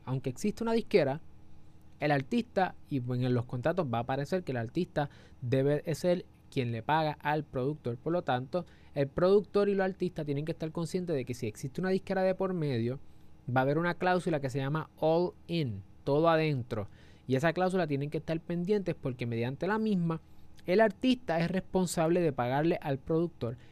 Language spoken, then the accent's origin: Spanish; Puerto Rico; somos de Puerto Rico